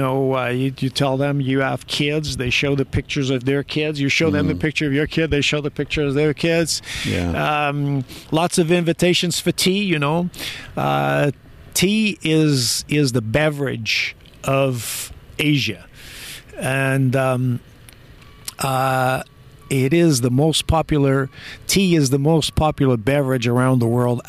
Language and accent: English; France; moved away as an adult; also born or lived in Portugal / Albuquerque, New Mexico; now in Morgantown, United States; My father moved. My family moved to France. So my family was one of those immigrants that went to France